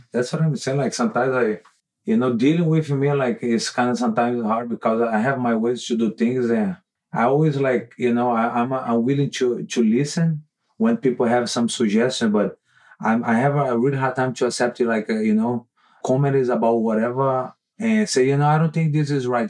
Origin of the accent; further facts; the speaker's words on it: Manaus, Amazonas, Brazil; moved away; i grew up in manaus brazil